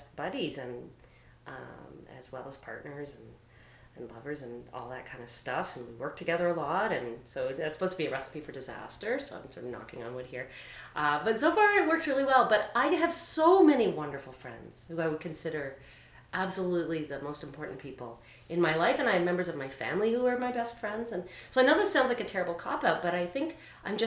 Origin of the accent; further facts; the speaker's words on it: St. John's, Newfoundland and Labrador, Canada; moved away; I grew up in St. John's